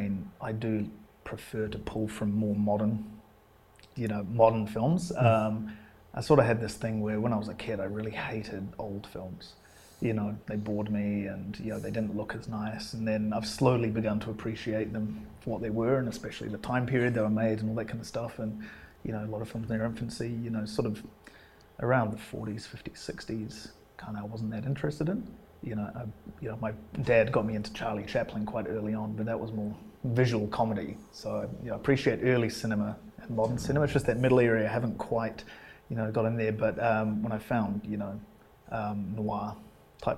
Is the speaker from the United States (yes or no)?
no; England, United Kingdom; also born or lived in Scotland; now in Wellington, New Zealand; I grew up in England. I was born in Scotland, and I grew up in England